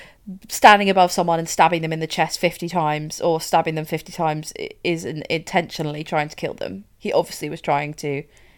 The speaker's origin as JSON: {"language": "English", "town": "Winchester", "region": "South East England", "country": "United Kingdom", "tie": "born there", "said": "I was born there. Mm-hmm. I was born in Winchester Hospital."}